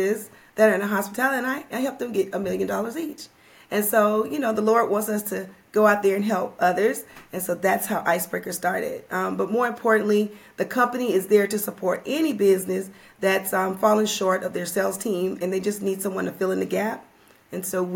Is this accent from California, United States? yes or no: no; Louisiana, United States; now in Atlanta, United States; I live in Atlanta, Georgia, but I always tell people I'm from Louisiana, you know, born and bred, can't give that up